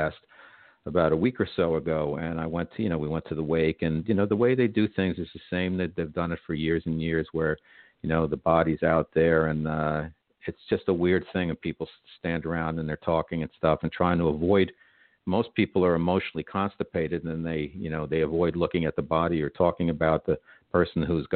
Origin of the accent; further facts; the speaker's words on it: New Jersey, United States; I'm from New Jersey, and I wasn't raised on pork roll